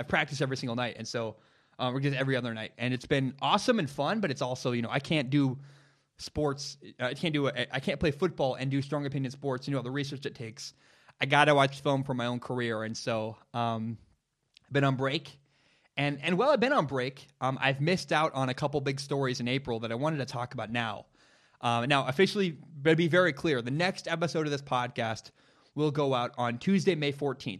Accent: Portland, Oregon, United States; I grew up in Portland, Oregon. It's my hometown. It's where I'm from

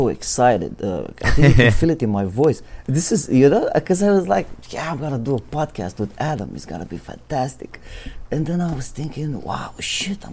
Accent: Romania; moved away; I'm from Romania, originally.

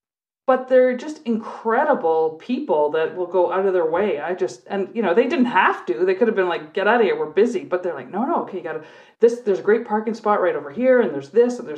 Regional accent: Canada; And so we're like, hey, we're Canadian cops here. We're just here looking around.

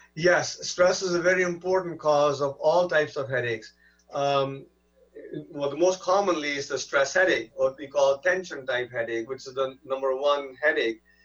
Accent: India; now in United States; I'm not uh, you know, from this country originally. I'm, I'm from India

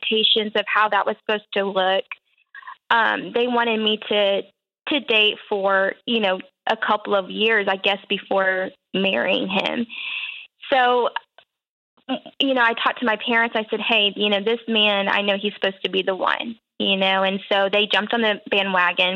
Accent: Dallas-Fort Worth area, Texas, United States; moved away as an adult; now in Oklahoma, United States; I'm from the Dallas-Fort Worth area

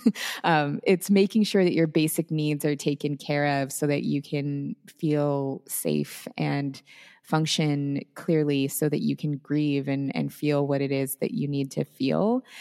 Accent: Seattle, Washington, United States; moved away as an adult; I am originally from the Seattle area. That is where I grew up and spent my whole life up until pretty recently

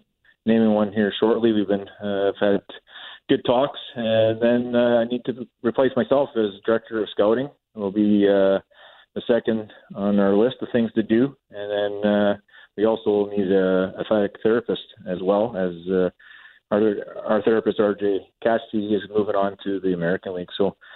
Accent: Minnedosa, Manitoba, Canada; Well, I think it's every Manitoba kid wants to play for the Wheat Kings.

